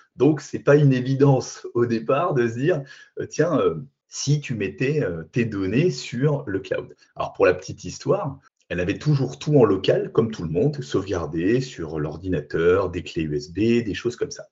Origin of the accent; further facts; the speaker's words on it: Alsace, Grand Est, France; je suis alsacien